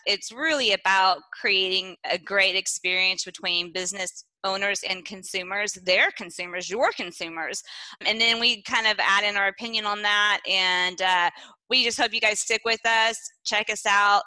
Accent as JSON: {"language": "English", "region": "East Texas", "country": "United States", "moved": "yes", "said": "I'm from East Texas and we have different set of rules back home."}